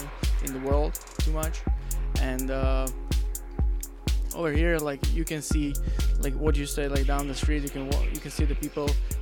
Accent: Slovakia; English is a second language; now in Pittsburgh, United States; I'm from Slovakia.

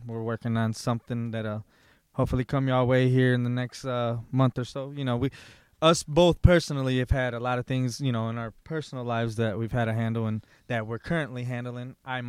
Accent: Lansing, Michigan, United States; You know, I'm originally from Lansing

